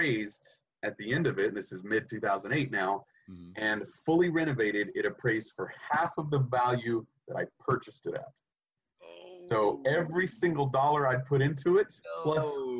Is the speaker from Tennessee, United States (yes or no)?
yes; East Tennessee, United States; moved away; I grew up in East Tennessee